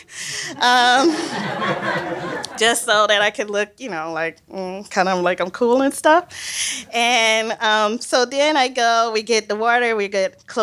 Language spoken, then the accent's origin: English; Mississippi, United States; I'm from Mississippi